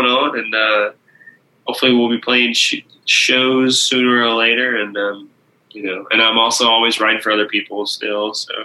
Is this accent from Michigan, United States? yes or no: yes; Michigan, United States; moved away; also born or lived in Oklahoma; I grew up in Michigan